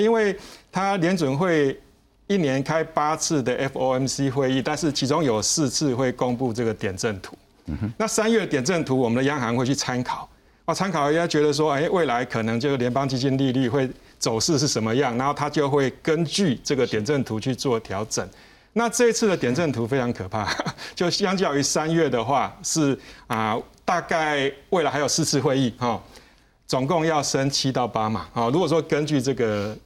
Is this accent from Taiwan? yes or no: yes; Taiwan; 我们台湾人很喜欢去日本玩